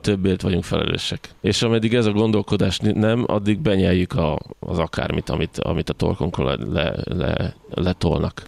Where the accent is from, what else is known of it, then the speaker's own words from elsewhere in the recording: Hungary; magyarként hogyan élünk egymással